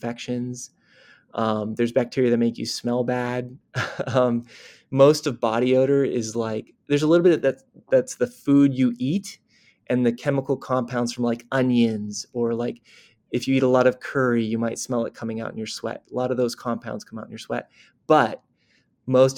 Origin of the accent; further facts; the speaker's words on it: Corvallis, Oregon, United States; moved away; also born or lived in United Kingdom; I'm from Oregon, like you said, from Corvallis, Oregon. I was born there in 1985